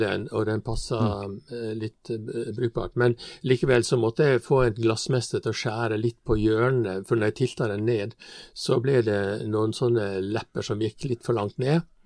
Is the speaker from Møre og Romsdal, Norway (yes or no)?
yes; Stranda, Møre og Romsdal, Norway; Jeg kommer fra Stranda. Stranda er bygd innenfor eh, Ålesund